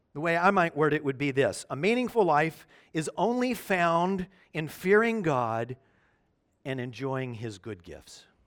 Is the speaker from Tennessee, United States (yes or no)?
yes; Memphis, Tennessee, United States; moved away; my hometown, Memphis, Tennessee